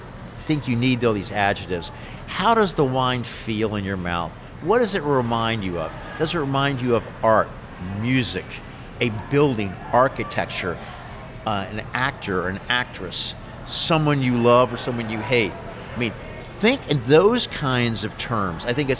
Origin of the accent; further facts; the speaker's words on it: United States; moved away as an adult; now in Burgundy, France; I'm still an American